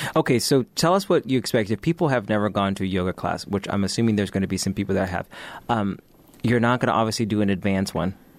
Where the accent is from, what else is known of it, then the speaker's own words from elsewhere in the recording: United States; we're speaking as Americans